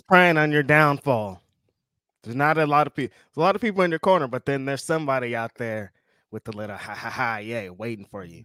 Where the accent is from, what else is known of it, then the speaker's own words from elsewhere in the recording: the South, United States; You can tell I'm from the South. I say, I said y'all a lot.